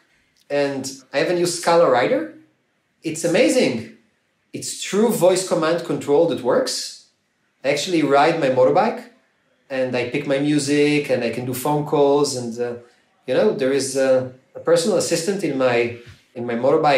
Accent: Ramat Gan, Tel Aviv District, Israel; I'm from Ramat Gan, it's a small city in Israel, and I'm a Ramat Gan patriot

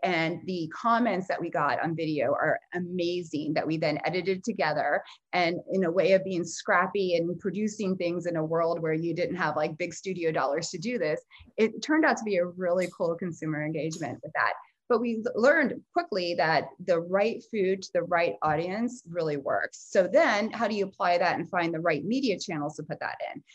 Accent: South Florida, United States; growing up, I grew up in South Florida

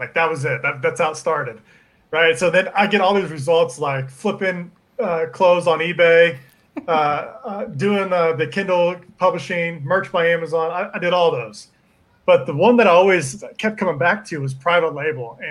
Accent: Liberty, Missouri, United States; I grew up here in Kansas City, just on the outside of it in a town called Liberty

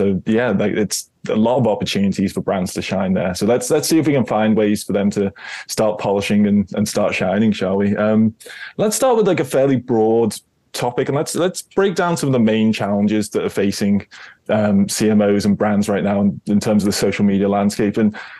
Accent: United Kingdom; I'm British.

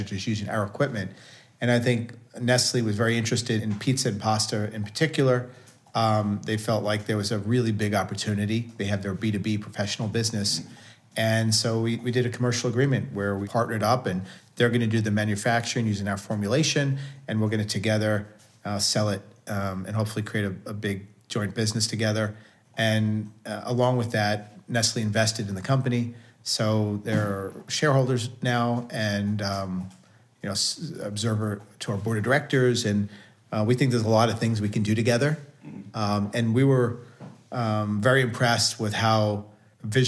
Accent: New York City, New York, United States; I grew up in Staten Island, New York, playing sports, watching sports, huge Knicks fan growing up

